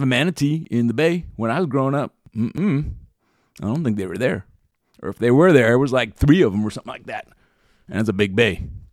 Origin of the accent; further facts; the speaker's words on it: Florida, United States; when I was growing up in Florida